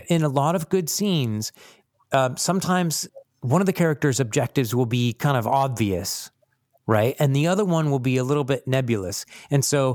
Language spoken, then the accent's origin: English; United States; I'm American